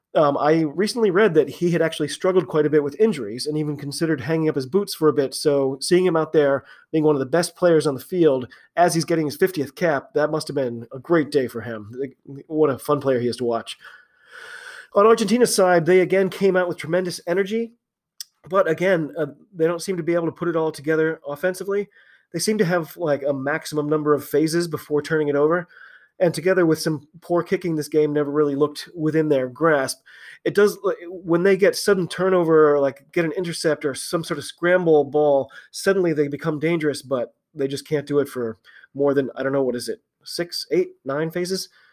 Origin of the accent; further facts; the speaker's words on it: United States; I'm an American